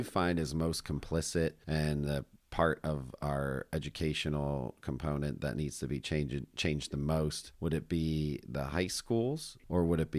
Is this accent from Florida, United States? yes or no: no; Pennsylvania, United States; my home state of Pennsylvania